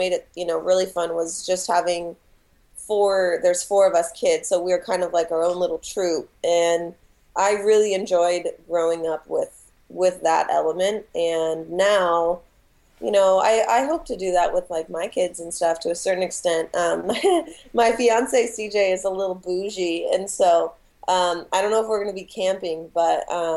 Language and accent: English; Spokane, Washington, United States; moved away as an adult; now in Seattle, United States; I grew up in Spokane, Washington, which is 4 hours east of Seattle